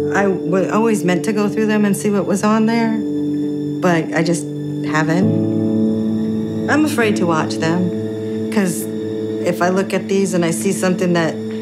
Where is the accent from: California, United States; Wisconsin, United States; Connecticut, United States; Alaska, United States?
Connecticut, United States; New London; moved away as an adult; also born or lived in Georgia; I grew up in New London, Connecticut